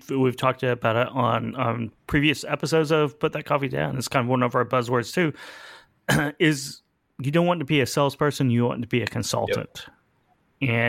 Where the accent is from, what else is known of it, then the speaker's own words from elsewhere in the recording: Oklahoma, United States; I'm from Oklahoma.